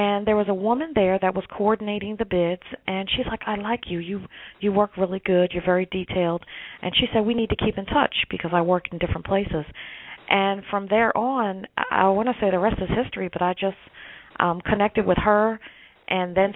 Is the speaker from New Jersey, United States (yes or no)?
yes; New Jersey, United States; moved away as an adult; now in Washington, D.C., United States; So I came from New Jersey, was born and raised. I moved to Washington, D.C. 21 years ago